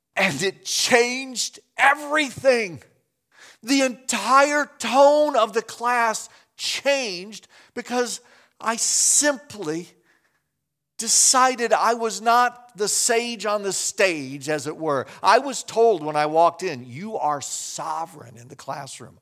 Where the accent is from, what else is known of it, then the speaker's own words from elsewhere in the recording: Chicago, Illinois, United States; moved away; also born or lived in Winona Lake, Indiana; I'm from Chicago